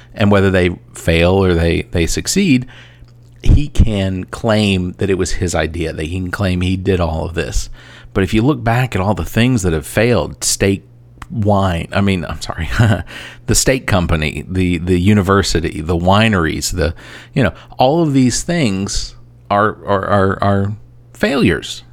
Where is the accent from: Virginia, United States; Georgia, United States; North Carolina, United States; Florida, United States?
Georgia, United States; Atlanta; now in Columbia, United States; I am originally from Atlanta. I now live in Columbia, South Carolina